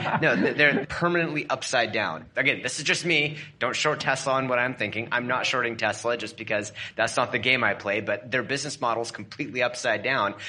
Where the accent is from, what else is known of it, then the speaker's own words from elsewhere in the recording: Portland, Oregon, United States; my hometown, which is around Portland, Oregon